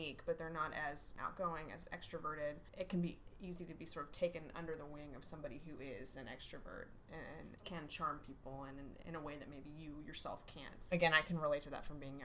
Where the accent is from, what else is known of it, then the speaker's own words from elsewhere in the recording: outside of Houston, Texas, United States; I grew up outside of Houston.